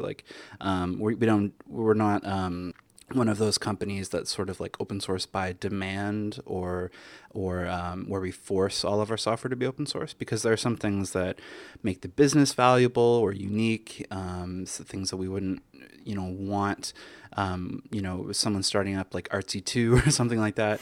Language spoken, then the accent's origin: English; Canada; now in New York, United States; I'm Canadian originally, so living in America has been